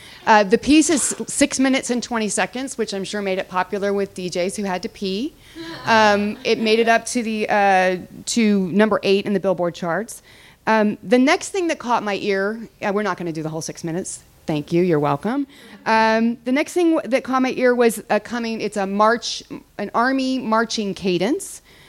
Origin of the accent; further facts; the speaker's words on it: Texas, United States; also born or lived in Germany; I grew up in Germany and Texas. I come from a long line of military daughters and wives, 4 generations of them.